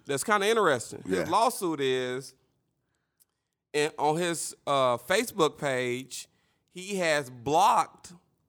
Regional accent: Little Rock, Arkansas, United States; I'm from Southwest

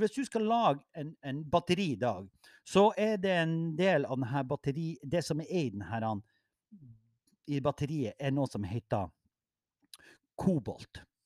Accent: Mo i Rana, Nordland, Norway; jeg er fra Mo

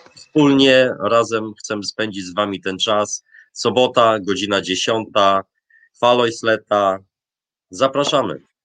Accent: Polish seaside, Polish coast, Poland; moved away as an adult; now in Tromsø, Norway; pochodzę w Polsce z nadmorza

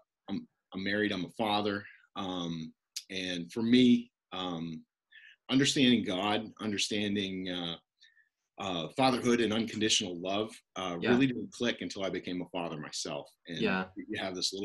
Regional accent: Northern Maine, United States; accent: Canadian; moved away; So I'm from Northern Maine. You're going to hear a Canadian accent in my outside a little bit. I grew up 30 minutes from Canada

